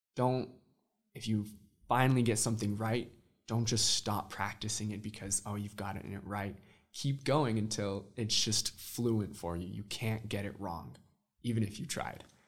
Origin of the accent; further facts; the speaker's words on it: Midway, Utah, United States; also born or lived in Austin, Texas / Santiago, Chile; I'm originally from Midway, Utah